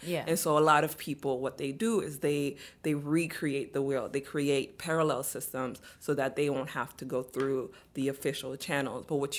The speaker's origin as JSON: {"language": "English", "town": "Miami", "region": "Florida", "country": "United States", "tie": "born or raised there", "also_born_or_lived": "Cap-Haïtien, Haiti / Turks and Caicos", "said": "and we left and went to Turks and Caicos for a while, and then eventually ended up here in Miami. So I grew up most of my life in Miami."}